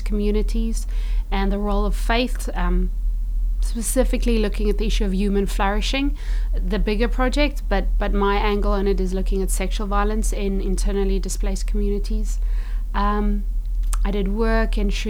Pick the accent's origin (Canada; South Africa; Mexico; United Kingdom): South Africa; I am South African. So HIV was big in my country.